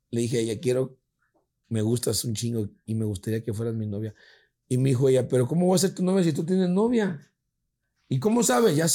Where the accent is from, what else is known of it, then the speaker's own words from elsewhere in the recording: Ecuador; De Ecuador.